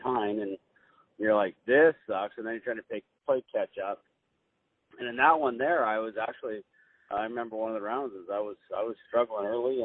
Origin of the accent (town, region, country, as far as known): California, United States